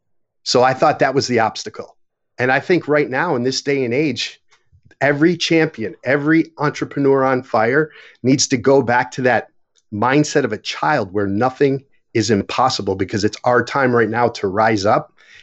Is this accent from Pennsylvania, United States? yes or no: no; Buffalo, New York, United States; So growing up in Buffalo, New York, I was fortunate because we had four seasons.